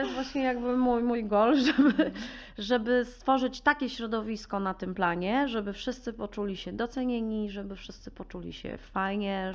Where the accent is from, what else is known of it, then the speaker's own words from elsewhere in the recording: Warsaw, Masovian Voivodeship, Poland; Ja jestem urodzoną taką warszawianką z dziada Preda. Kocham Warszawę, kocham swoje miasto